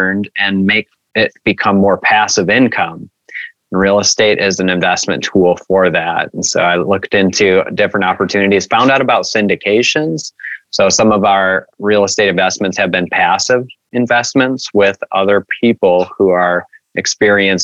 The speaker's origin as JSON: {"language": "English", "town": "Kalamazoo", "region": "Michigan", "country": "United States", "said": "I'm from Kalamazoo, Michigan"}